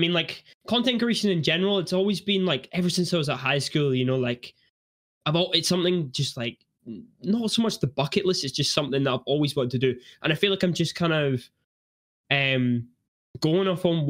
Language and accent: English; Edinburgh, Scotland, United Kingdom; I'm actually from Edinburgh